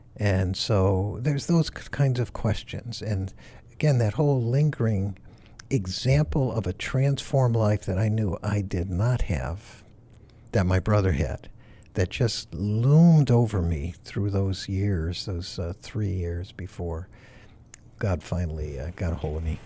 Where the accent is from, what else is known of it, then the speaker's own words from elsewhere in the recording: Farmington, Connecticut, United States; moved away as an adult; now in Massachusetts, United States; I grew up in Farmington, Connecticut